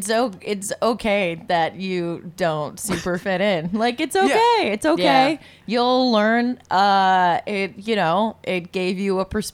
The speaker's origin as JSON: {"language": "English", "region": "Michigan", "country": "United States", "said": "Oh, Michigan."}